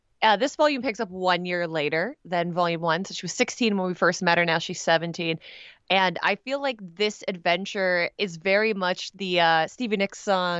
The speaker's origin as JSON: {"language": "English", "country": "Canada", "said": "I'm Canadian. I can't help myself."}